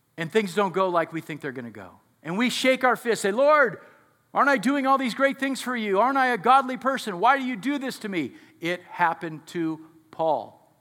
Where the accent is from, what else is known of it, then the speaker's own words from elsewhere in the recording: United States; we're so American